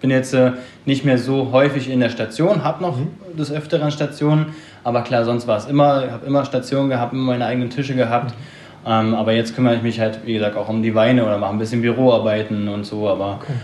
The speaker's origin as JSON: {"language": "German", "region": "Berlin", "country": "Germany", "tie": "born or raised there", "moved": "as an adult", "said": "komme gebürtig aus Berlin, hab da meine Ausbildung gemacht"}